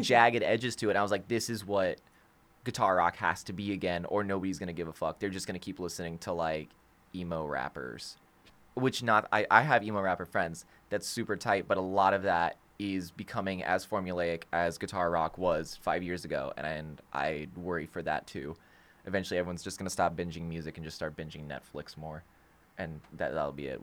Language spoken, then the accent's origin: English; Florida, United States; we're from Florida